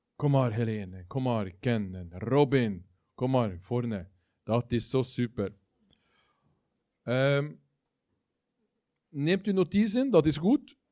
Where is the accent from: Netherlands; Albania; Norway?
Norway; Dutch is a second language; moved away; Ik ben geen Belg. Dat horen jullie, dat weten jullie. Ik kom uit Noorwegen.